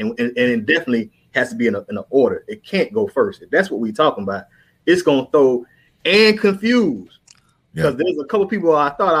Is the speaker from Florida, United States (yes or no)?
yes; Florida, United States; I grew up in Florida.